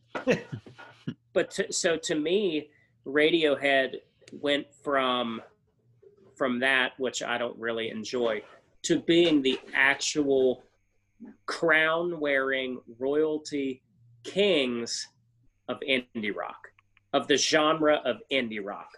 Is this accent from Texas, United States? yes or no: no; small town West Virginia, United States; born or raised there